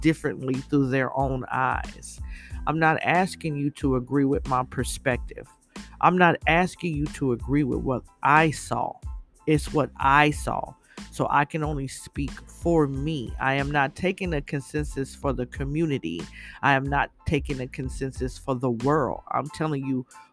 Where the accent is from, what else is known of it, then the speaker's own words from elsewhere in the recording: United States; I'm an American, born and raised here